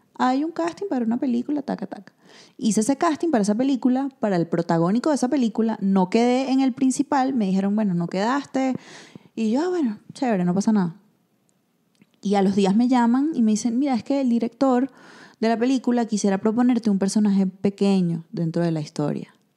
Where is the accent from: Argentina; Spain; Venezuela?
Venezuela; now in Mexico